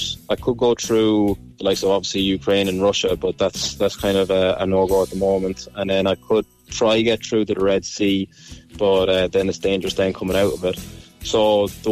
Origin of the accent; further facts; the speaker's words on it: Ireland; moved away as an adult; now in Hemel Hempstead, United Kingdom; I owned a business back in Ireland, and then I decided to come over for a fresh start over to the UK